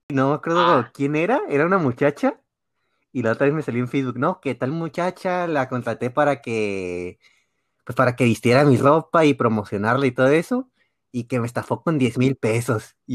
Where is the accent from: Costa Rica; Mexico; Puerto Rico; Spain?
Mexico; also born or lived in Tijuana; Agradecido de ser mexicano.